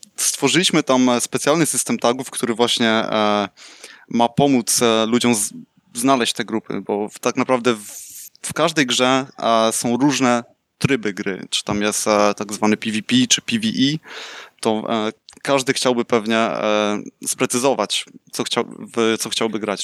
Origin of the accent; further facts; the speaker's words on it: Słupsk, Pomeranian Voivodeship, Poland; moved away as an adult; now in Netherlands; urodziłem się w Słupsku, od 4 lat e, mieszkam w Holandii